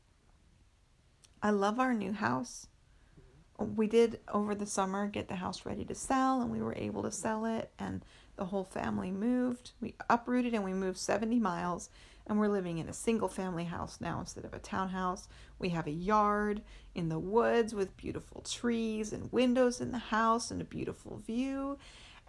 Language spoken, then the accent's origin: English; United States; being an American